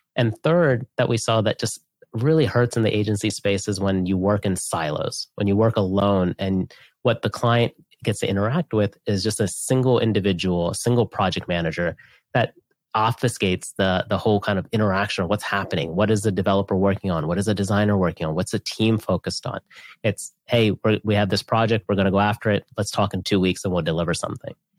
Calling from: Austin, Texas, United States; I'm calling in from Austin, Texas

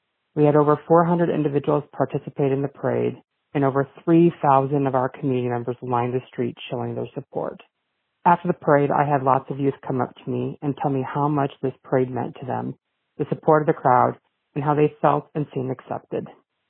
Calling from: Cedar Rapids, Iowa, United States; I'm calling from Cedar Rapids, Iowa

